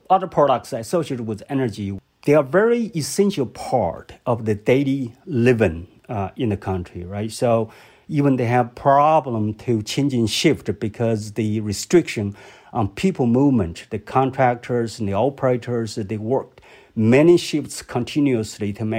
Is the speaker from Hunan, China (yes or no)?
no; Hubei, China; moved away; my hometown, Hubei province